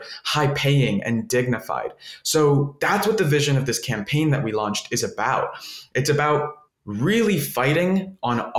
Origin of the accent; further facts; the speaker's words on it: Miami, Florida, United States; I grew up in Miami, and I'm a first generation Colombian American. All my family's from Colombia